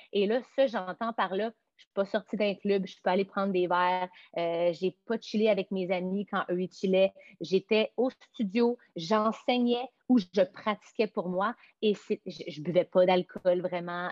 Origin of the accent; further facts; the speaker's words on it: Montreal, Quebec, Canada; also born or lived in Los Angeles; je ne suis pas revenue chez nous à Montréal